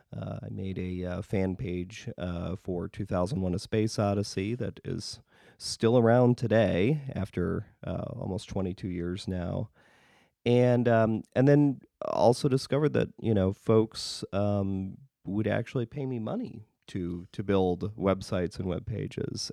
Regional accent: northern Wisconsin, United States; now in Chicago, United States; I grew up in northern Wisconsin.

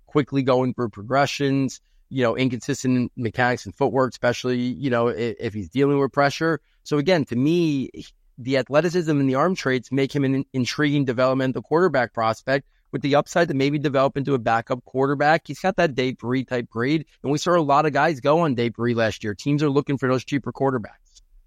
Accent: New York, United States; my hometown here in New York

